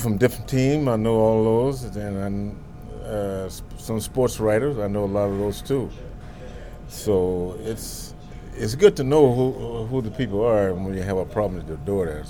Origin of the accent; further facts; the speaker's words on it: Dallas, Texas, United States; also born or lived in Northern California; now in Los Angeles, United States; I'm from Dallas, Texas